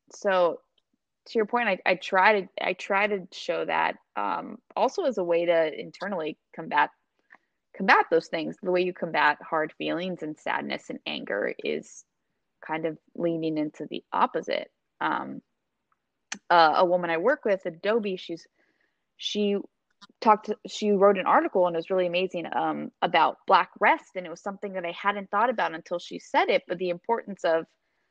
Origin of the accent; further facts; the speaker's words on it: Maryland, United States; I grew up with in Maryland